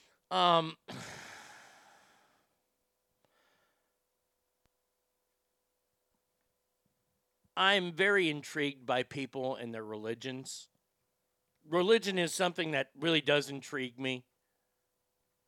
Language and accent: English; Garland, Texas, United States; here in Texas, my hometown of Garland